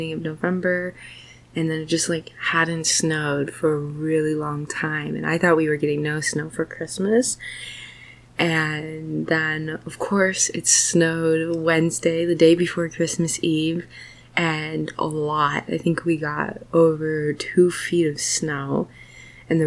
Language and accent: English; Minnesota, United States; I'm from Minnesota, so like I'm super used to cold and snow and everything